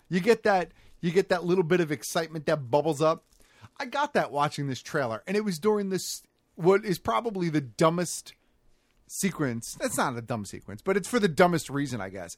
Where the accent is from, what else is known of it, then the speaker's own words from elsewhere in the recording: United States; as an American viewer